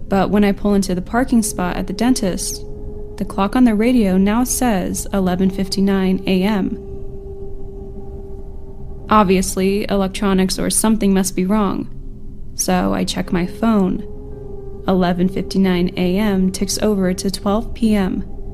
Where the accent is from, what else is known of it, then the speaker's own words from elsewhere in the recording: California, United States; For context relating to this story, I'm from California.